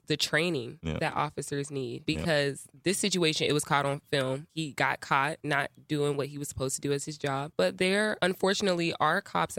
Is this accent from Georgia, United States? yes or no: yes; Cobb County, Atlanta, Georgia, United States; Like, I'm from Cobb County.